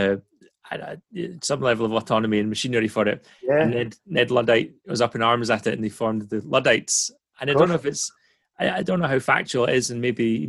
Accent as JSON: {"language": "English", "town": "Dundee", "region": "Scotland", "country": "United Kingdom", "tie": "born or raised there", "said": "I was born outside Dundee. I used to be quite embarrassed the fact I was from Dundee originally"}